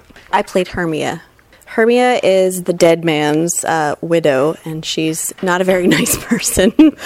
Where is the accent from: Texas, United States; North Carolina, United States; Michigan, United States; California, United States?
California, United States; Fullerton; I grew up here in Fullerton, and I studied at Fullerton High School, and I went to Chapman University briefly